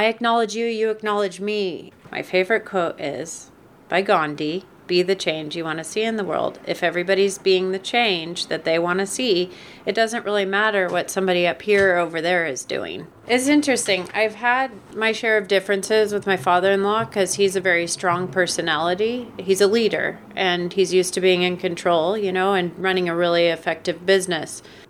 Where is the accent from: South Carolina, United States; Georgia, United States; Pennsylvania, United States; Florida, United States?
Florida, United States; Orlando; born there; I was born in Orlando, Florida.